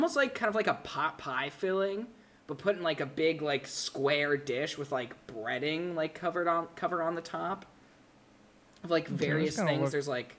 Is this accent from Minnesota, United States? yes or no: yes; Minnesota, United States; I'm from Minnesota